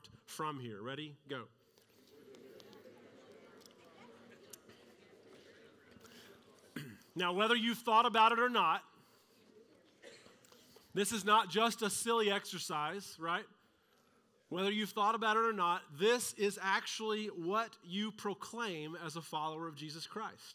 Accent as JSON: {"language": "English", "town": "Dallas", "region": "Texas", "country": "United States", "tie": "born or raised there", "said": "Mine says birthplace, Dallas. Born at Presbyterian Hospital"}